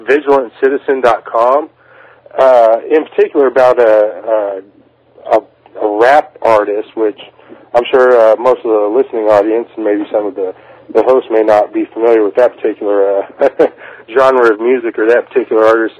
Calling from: Kansas, United States; But calling in because … I'm calling from Kansas, interestingly enough.

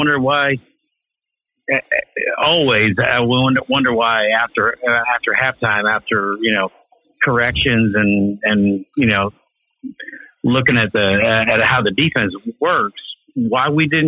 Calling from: Knoxville, Tennessee, United States; I'm calling from Knoxville, Tennessee.

